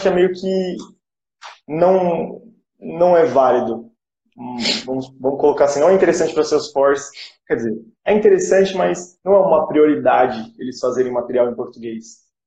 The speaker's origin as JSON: {"language": "Portuguese", "country": "Brazil", "said": "nós como brasileiros"}